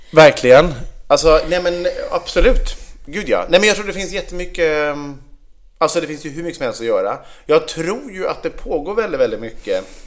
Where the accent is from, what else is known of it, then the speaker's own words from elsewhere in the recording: Vegby, Västra Götaland, Sweden; Vegby, där jag är uppvuxen